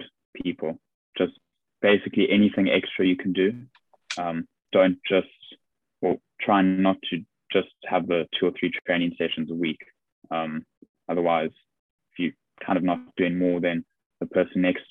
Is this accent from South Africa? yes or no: yes; South Africa; now in England; just being South African.